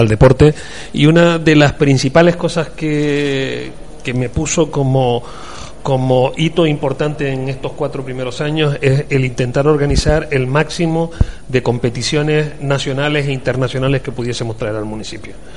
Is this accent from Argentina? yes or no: no; Tenerife, Canary Islands, Spain; moved away as an adult; now in Murcia, Spain; yo soy de Tenerife. Llevo 32 años aquí pero soy de Tenerife. Llegué en el 86